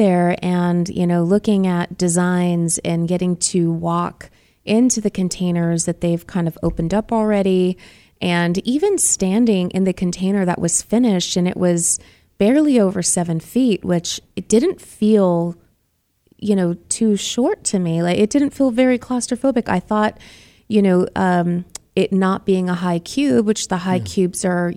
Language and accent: English; Boston, Massachusetts, United States; now in Arizona, United States; I'm from Boston